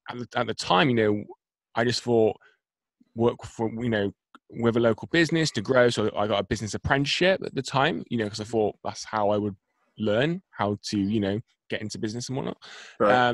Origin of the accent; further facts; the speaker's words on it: Bristol, South West England, United Kingdom; So I am from. If I just say Bristol to your audience, I don't know.